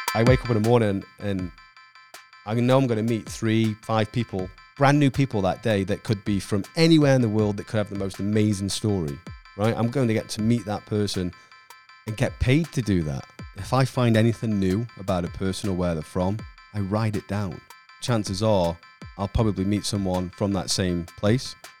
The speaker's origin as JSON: {"language": "English", "town": "Stoke-on-Trent", "region": "West Midlands", "country": "United Kingdom", "tie": "born or raised there", "moved": "as an adult", "lives_now": "Orlando, United States", "said": "from Stoke on Trent, um, which is, um, south of Manchester, uh, born and raised there"}